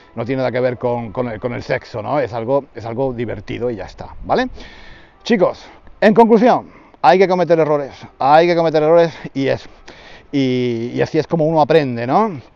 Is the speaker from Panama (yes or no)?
no; Spain; he dicho que no soy muy español. De, desde ese punto de vista no soy muy español